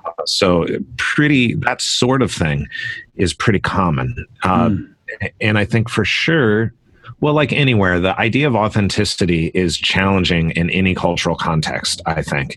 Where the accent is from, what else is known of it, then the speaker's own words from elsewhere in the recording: Concord, California, United States; I grew up in California in the East Bay of San Francisco in a little town called Concord, California